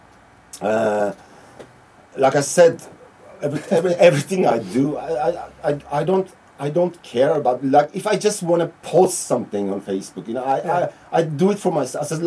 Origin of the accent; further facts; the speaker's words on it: Iran; now in Norway; I'm from Iran